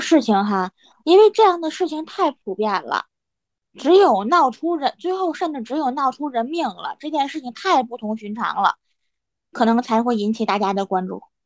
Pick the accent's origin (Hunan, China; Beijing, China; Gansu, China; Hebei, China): Hebei, China; 我是来自河北的